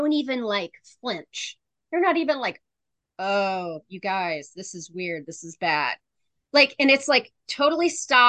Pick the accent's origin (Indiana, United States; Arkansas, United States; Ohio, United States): Indiana, United States